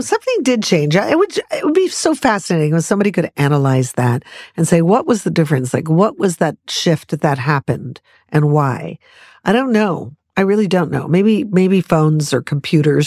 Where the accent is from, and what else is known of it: Los Angeles, California, United States; born or raised there